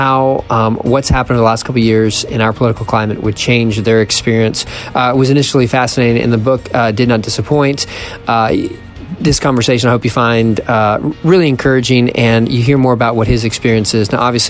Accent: Philadelphia, Pennsylvania, United States; moved away; also born or lived in rural Southeast Ohio; I was born in Philadelphia, then I moved to rural Southeast Ohio.

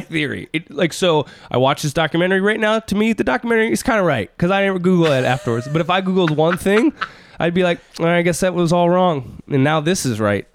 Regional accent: Minneapolis, Minnesota, United States; I'm from Minneapolis

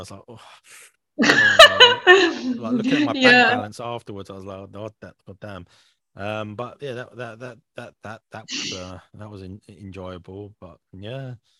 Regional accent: Scotland, United Kingdom; I'm Scottish, sorry.

